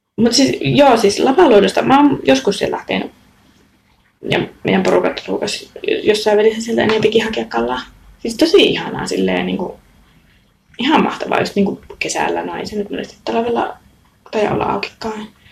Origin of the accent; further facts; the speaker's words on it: Raahe, North Ostrobothnia, Finland; moved away as an adult; Ja mä oon aina ollut niin raahelainen silloinkin, kun mä oon asunut muualla.